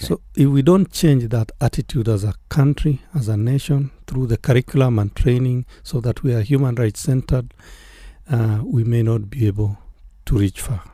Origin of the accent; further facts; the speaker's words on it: Kenya; as Kenyans